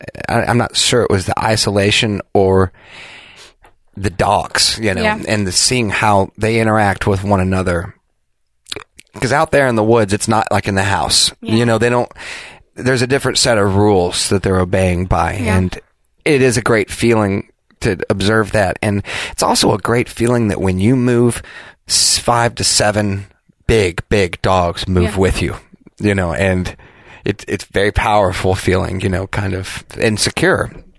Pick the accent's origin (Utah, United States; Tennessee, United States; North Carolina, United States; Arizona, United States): Tennessee, United States; Clarksville; Raised by wolves in Clarksville, Tennessee.